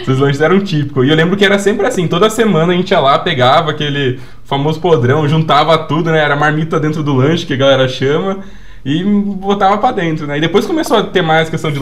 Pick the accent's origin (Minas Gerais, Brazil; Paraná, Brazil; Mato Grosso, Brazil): Paraná, Brazil; now in São Paulo, Brazil; eu vim do Paraná, né? É, até nasci aqui na, na, é. região de São Paulo, mas eu vim do Paraná. E eu lembro que na minha infância lá